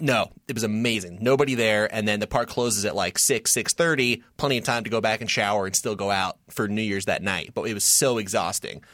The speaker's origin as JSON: {"language": "English", "region": "Southern California", "country": "United States", "tie": "born or raised there", "said": "I grew up in Southern California"}